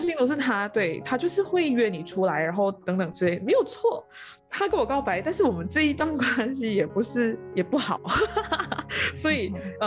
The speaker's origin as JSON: {"language": "Chinese", "country": "Malaysia", "tie": "born or raised there", "said": "回到我的这个家乡，在五级定义新村，在那个云"}